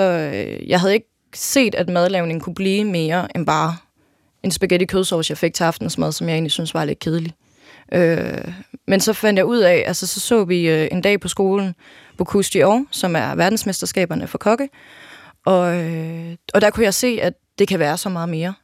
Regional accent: Jelling, Southern Denmark, Denmark; jeg er født og opvokset i Jelling

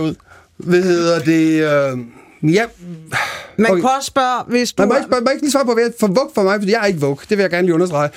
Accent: Denmark; moved away as an adult; also born or lived in Copenhagen; jeg voksede op i Jylland i 80'erne

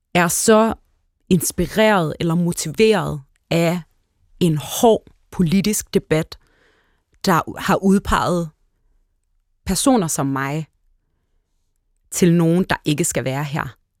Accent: Hellerup, Capital Region of Denmark, Denmark; jeg voksede op ude i Hellerup

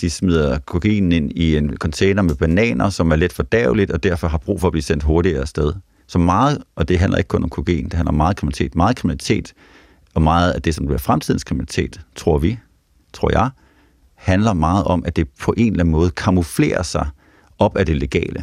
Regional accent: Nyborg, Southern Denmark, Denmark; Nu er jeg fra Nyborg af, sådan uh, Nyborgs uh, hårde drenge

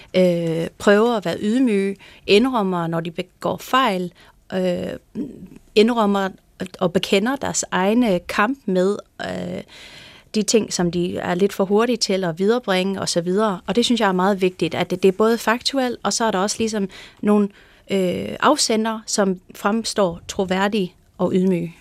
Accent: California, United States; Danish is a second language; moved away as an adult; now in Denmark; i Kalifornien, der hvor jeg kommer fra

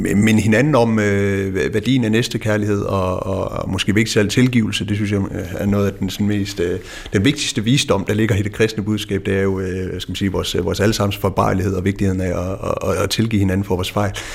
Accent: West Jutland, Central Denmark Region, Denmark; jeg er opvokset i Vestjylland

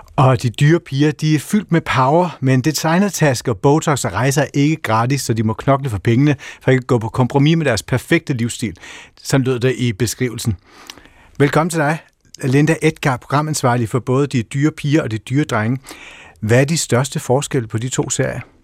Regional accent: Funen, Southern Denmark, Denmark; hjemme på Fyn

